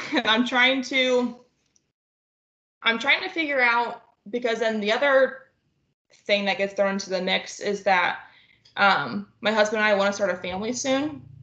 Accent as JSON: {"language": "English", "region": "northwest Ohio", "country": "United States", "tie": "born or raised there", "said": "I am from Ohio, just small town northwest Ohio okay. and um, grew up with three sisters."}